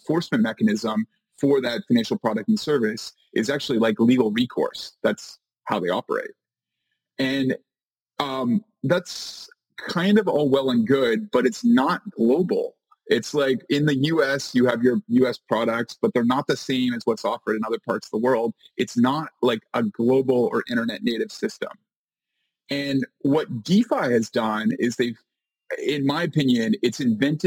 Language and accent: English; Canada; moved away as an adult; now in New York City, United States; I am a Canadian. I'm Canadian